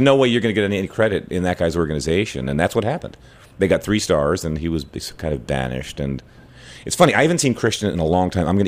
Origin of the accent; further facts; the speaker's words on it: Philadelphia, Pennsylvania, United States; moved away as an adult; now in New York City, United States; I was a kid from Philly